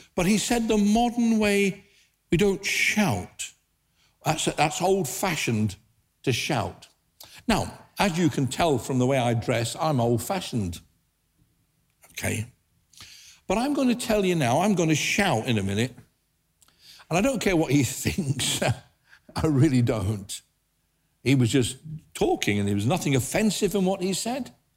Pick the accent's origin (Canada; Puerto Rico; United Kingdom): United Kingdom; England; being British, I thought, oh dear, we, we don't do that in England